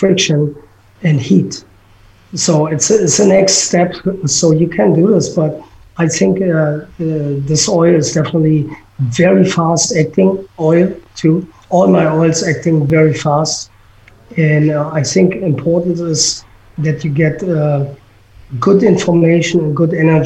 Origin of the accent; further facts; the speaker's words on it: Berlin, Germany; English is a second language; moved away; I grew up in Berlin